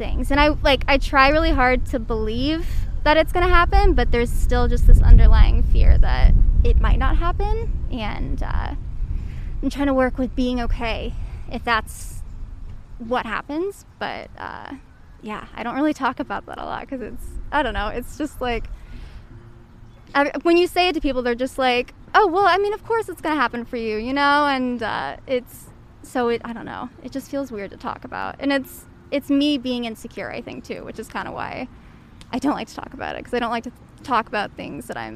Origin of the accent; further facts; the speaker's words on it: Midwest, United States; moved away; also born or lived in Indiana; I'm from the Midwest